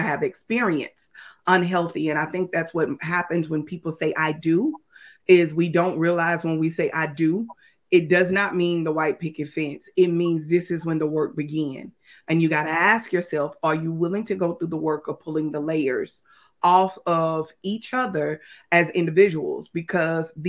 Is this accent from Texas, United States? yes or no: yes; Texas, United States; moved away as an adult; also born or lived in Mississippi; We lived in Mississippi and we are from Texas. And our family is from Texas.